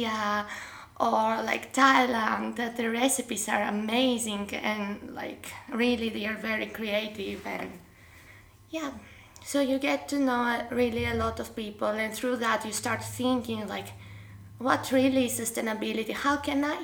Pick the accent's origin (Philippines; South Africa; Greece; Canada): Greece; moved away as an adult; now in Gothenburg, Sweden; I come from Greece and I'm 2 years now in Gothenburg